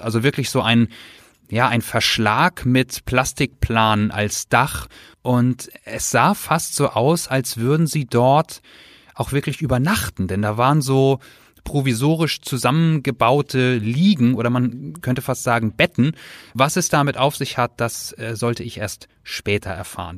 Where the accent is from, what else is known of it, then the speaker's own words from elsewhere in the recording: Germany; Bei uns in Deutschland